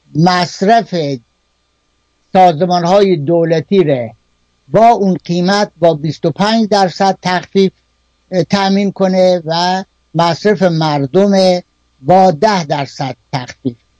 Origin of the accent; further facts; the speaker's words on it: Kerman, Kerman Province, Iran; در شهر خودمون در کرمان